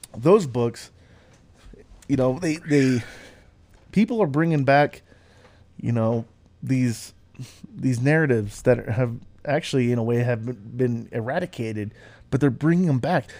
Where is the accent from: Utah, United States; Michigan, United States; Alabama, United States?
Utah, United States; moved away as an adult; also born or lived in California; now in Colorado, United States; I was raised in Utah